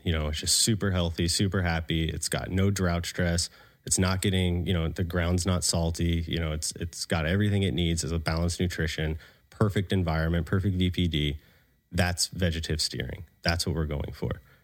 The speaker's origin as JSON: {"language": "English", "region": "Florida", "country": "United States", "also_born_or_lived": "Colorado", "moved": "yes", "said": "I'm from the South, you know, from Florida."}